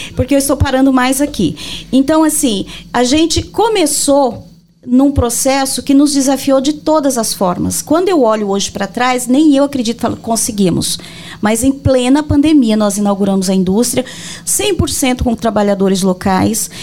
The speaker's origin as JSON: {"language": "Portuguese", "town": "Rio Negro", "region": "Mato Grosso do Sul", "country": "Brazil", "tie": "born or raised there", "also_born_or_lived": "Brasília", "moved": "as an adult", "said": "Em Rio Negro. É, é minha cidade natal"}